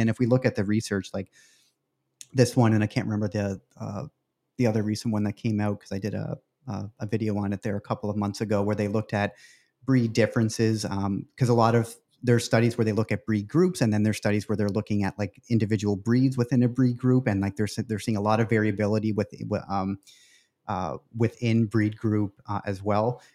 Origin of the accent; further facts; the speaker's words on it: Canada; moved away; I'm originally from Canada